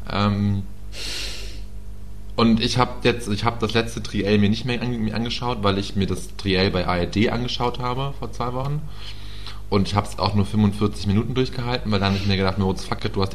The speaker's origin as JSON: {"language": "German", "town": "Peine", "region": "Lower Saxony", "country": "Germany", "tie": "born or raised there", "said": "in meiner Heimatstadt Peine"}